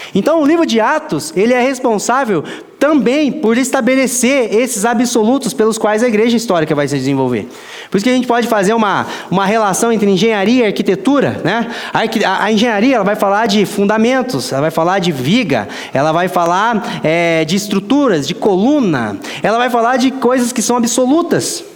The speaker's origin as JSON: {"language": "Portuguese", "country": "Brazil", "said": "eu também sou brasileiro"}